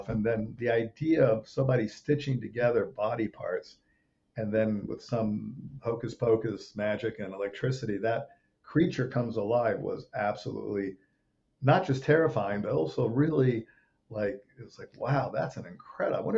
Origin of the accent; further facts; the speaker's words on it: Rome, Lazio, Italy; uh, I grew up in Rome, Italy. I, was a few years old. We went to Rome, and that's kind of where my dad made movies